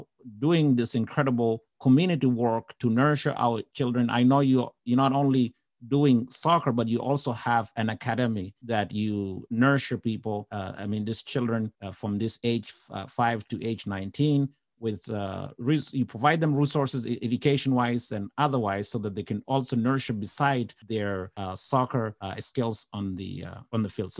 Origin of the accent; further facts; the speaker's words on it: Sudan; moved away; I'm from Sudan.